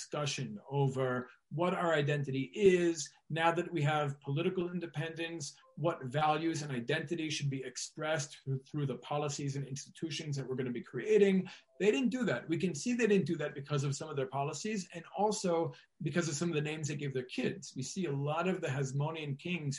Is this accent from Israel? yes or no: yes; Israel